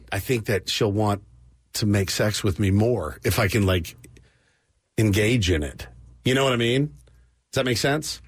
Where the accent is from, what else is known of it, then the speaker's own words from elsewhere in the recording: Texas, United States; I'm from Texas.